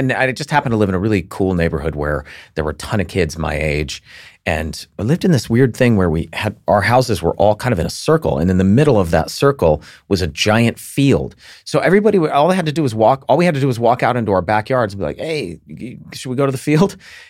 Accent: Alabama, United States; I'm from Alabama.

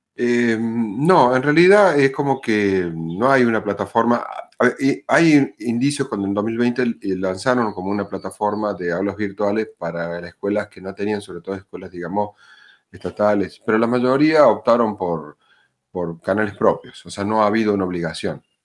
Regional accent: Córdoba, Argentina; soy de Córdoba Capital, eh, en Argentina

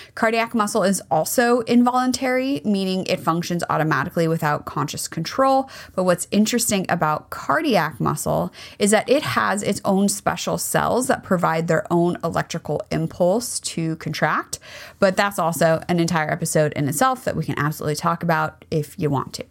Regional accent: United States; as a kid growing up in America

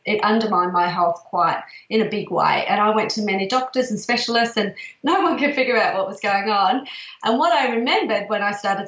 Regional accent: Perth, Western Australia, Australia; now in Melbourne, Australia; I come from Perth originally, and there's a lot of project homes there.

